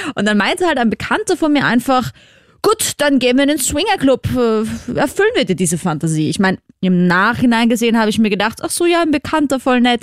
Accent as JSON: {"language": "German", "region": "Vienna", "country": "Austria", "said": "falls du es an meinem Akzent noch nicht gehört hast, ich komme ja aus Wien, aus Österreich"}